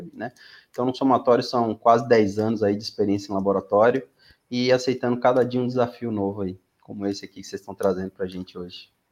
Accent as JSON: {"language": "Portuguese", "town": "Aracaju", "region": "Sergipe", "country": "Brazil", "tie": "born or raised there", "also_born_or_lived": "São Paulo", "moved": "as an adult", "said": "sou nordestino, natural de Aracaju, no Sergipe"}